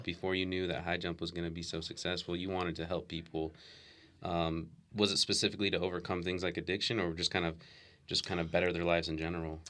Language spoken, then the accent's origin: English; Utah, United States; also born or lived in Las Vegas, Nevada; I was born there and lived there till I was eleven